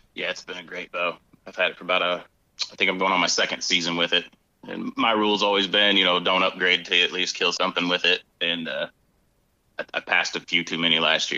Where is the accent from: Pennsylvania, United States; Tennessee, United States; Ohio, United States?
Ohio, United States; North Central; I grew up in North Central Ohio